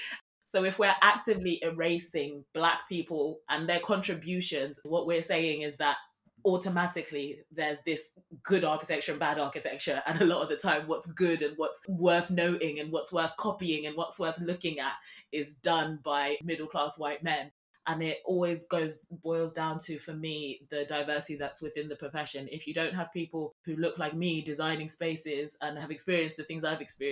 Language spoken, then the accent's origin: English; Zimbabwe; Every weekend when I was a child, I was born in Zimbabwe, we would go and visit his village, and he built all the structures.